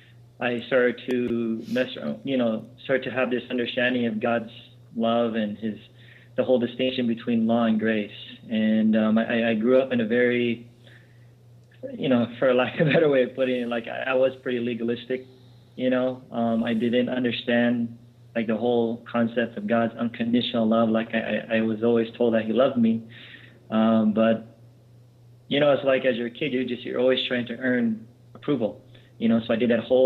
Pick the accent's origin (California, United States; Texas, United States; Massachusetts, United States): California, United States; Los Angeles; I grew up here in Los Angeles